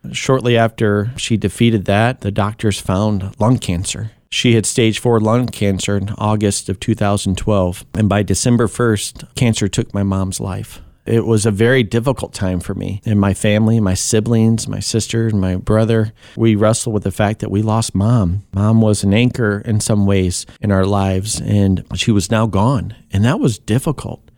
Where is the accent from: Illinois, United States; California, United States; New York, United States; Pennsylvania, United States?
Illinois, United States; Kankakee; born or raised there; also born or lived in Tennessee